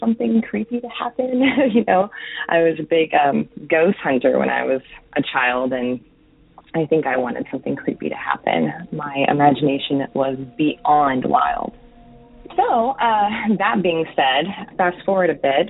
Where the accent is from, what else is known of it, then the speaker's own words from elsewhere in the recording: New Mexico, United States; moved away as an adult; now in Oregon, United States; I live in Oregon now, but I grew up in New Mexico